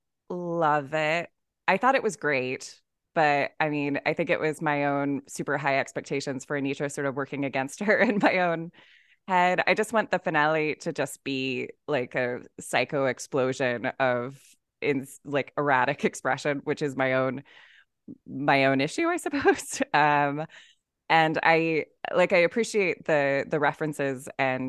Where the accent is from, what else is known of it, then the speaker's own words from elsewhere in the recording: United States; moved away; as the American in the chat, like resident expat